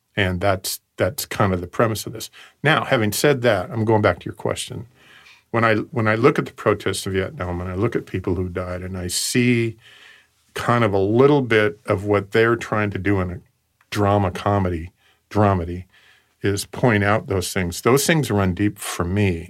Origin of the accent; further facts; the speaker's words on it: West Coast, Oregon, United States; I grew up on the West Coast